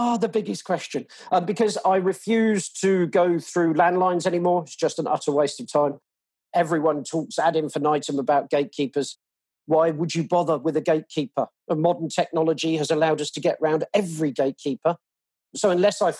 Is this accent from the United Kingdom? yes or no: yes; England, United Kingdom; now in Australia; I'm obviously English.